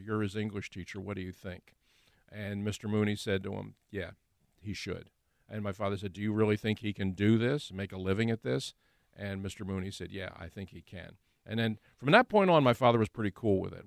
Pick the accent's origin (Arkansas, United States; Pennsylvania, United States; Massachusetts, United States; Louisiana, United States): Pennsylvania, United States; Philadelphia; also born or lived in Delaware County; to do it in my hometown, to do it where I grew up